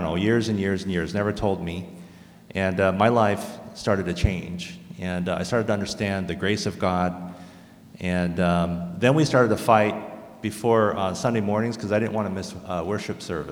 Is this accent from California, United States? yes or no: yes; South Orange County, California, United States; first language English; I'm a third generation American. My family immigrated to the United States prior to 1910 and grew up only speaking English in South Orange County.